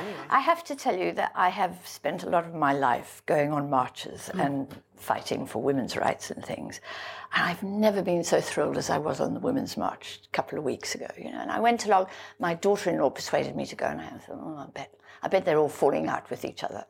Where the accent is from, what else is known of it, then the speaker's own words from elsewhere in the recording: South Africa; I grew up in South Africa, and I grew up in the apartheid regime